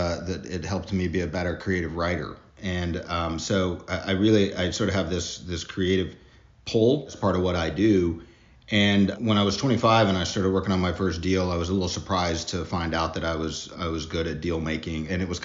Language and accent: English; Mississippi, United States; moved away as an adult; also born or lived in Germany / Denver, Colorado / Nashville / Austin; now in New Orleans, United States; I'm from Mississippi originally, so lived my childhood there, but I spent a lot of my adult life in Denver, Colorado